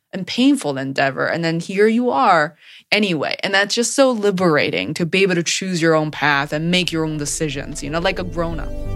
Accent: Beijing, China; moved away as an adult; now in Boston, United States; as a Chinese person born and raised in China

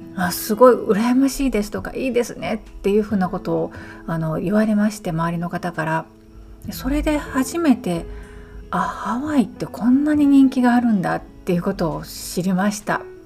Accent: Kyoto, Japan; moved away as an adult; now in Hawaii Island, United States; 私は京都生まれの京都育ちなんですね。

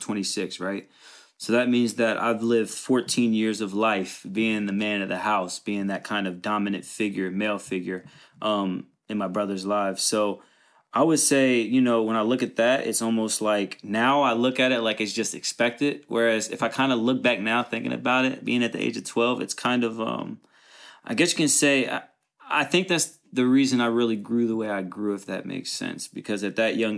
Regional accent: Covington, Kentucky, United States; also born or lived in Erlanger, Kentucky; I'm from Covington, Kentucky. Raised in a single mother household

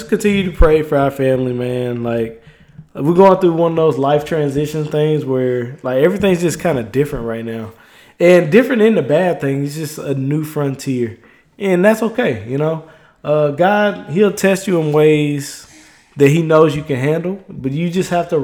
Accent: Mississippi, United States; moved away; I am from Mississippi

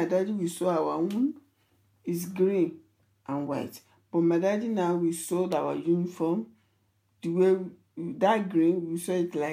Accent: Ikere-Ekiti, Ekiti, Nigeria; first language Yoruba; English is a second language; moved away; I grew up in Ikere Ekiti

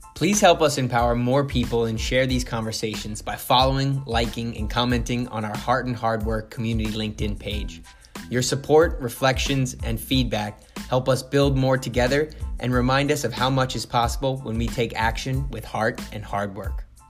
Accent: Long Island, New York, United States; I was born on Long Island

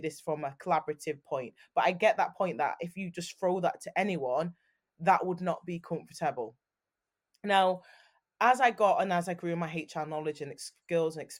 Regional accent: Manchester, North West England, United Kingdom; I'm from Manchester

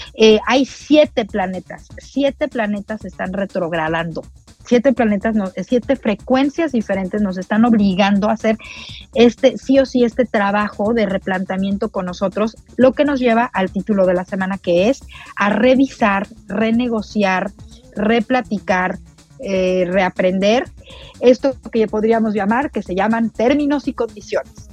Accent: Mexico; para nosotros como mexicanos

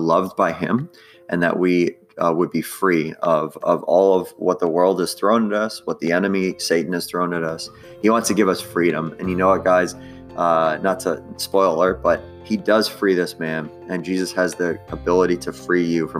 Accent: New York, United States; I'm from New York

